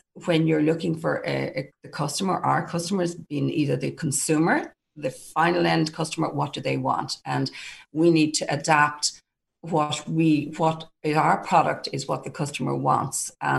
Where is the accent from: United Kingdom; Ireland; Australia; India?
Ireland; as a small island, an Irish business, promote our Irishness and be proud of it.